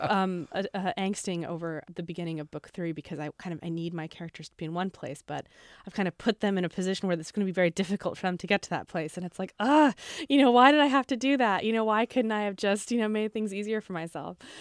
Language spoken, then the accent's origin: English; Mojave Desert, Southern California, United States; I grew up in the Mojave Desert in Southern California